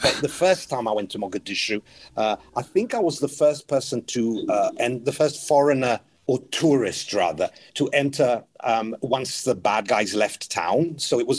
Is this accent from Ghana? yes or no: no; England, United Kingdom; I'm like, "I'm from England, but I love Romania. I think it's a great country."